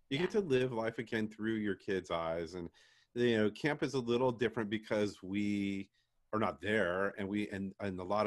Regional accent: San Diego, California, United States; I was a camper from San Diego

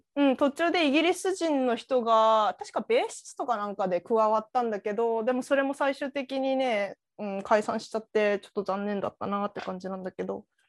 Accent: Chiba, Japan; 私千葉っ子だったから

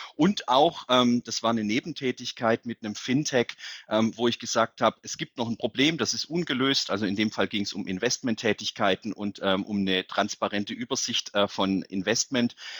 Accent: Calw, Baden-Württemberg, Germany; also born or lived in Netherlands; in meiner Heimatstadt der Job des OB frei geworden ist, habe ich mich beworben und bin jetzt nicht nur Oberbürgermeister der Stadt

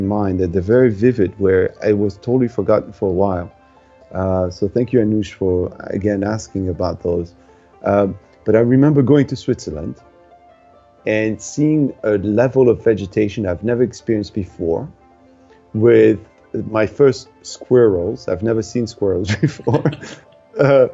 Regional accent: Tunisia; moved away; when I was growing up in Tunisia

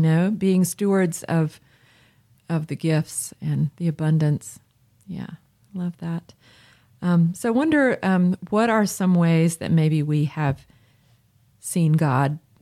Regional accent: Chapel Hill, North Carolina, United States; As a child, um, growing up in Chapel Hill for several years

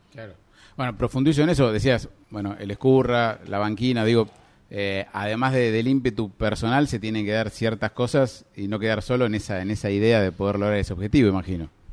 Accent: Necochea, Buenos Aires Province, Argentina; tenemos en Necochea una ciudad pesquera por naturaleza

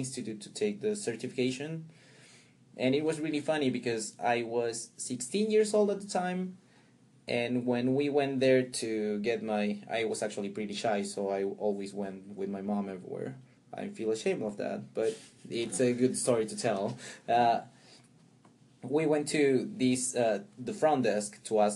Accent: Pisco, Ica, Peru; also born or lived in Chincha; I was born there, but I lived most of my childhood in Pisco, which is a place closer to the coast, 30 miles south of Chincha

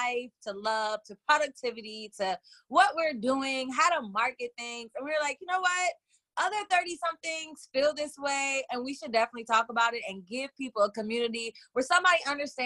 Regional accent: Oakland, California, United States; I am calling in from Oakland, California, born and raised deep East Oakland

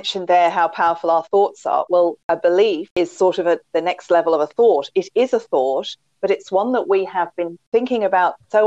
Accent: England, United Kingdom; accent: English; now in Australia; But I'm an Australian with an English accent because originally I'm from England. So it's not a pure Australian accent

